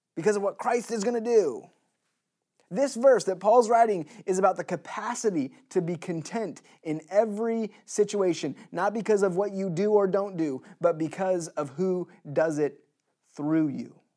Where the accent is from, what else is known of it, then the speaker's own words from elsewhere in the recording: United States; As American citizens in twenty twenty